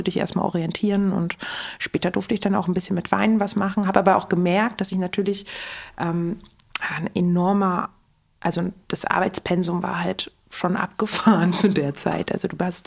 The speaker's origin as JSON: {"language": "German", "region": "Berlin", "country": "Germany", "tie": "born or raised there", "moved": "as an adult", "said": "Ich bin in Berlin geboren, Berlin-Charlottenburg."}